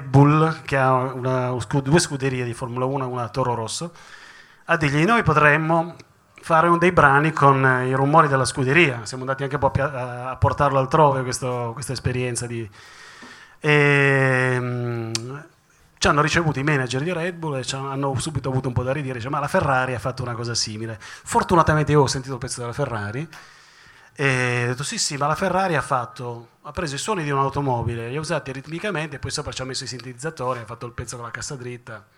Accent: Turin, Piedmont, Italy; noi torinesi

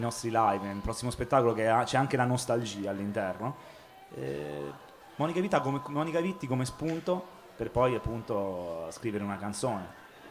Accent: Rome, Lazio, Italy; io sono di Roma

